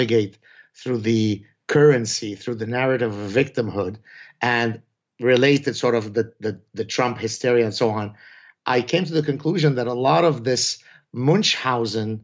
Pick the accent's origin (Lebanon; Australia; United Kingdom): Lebanon; first language Arabic; English is a second language; now in Montreal, Canada; I come from Lebanon. All my family was born there, all my siblings.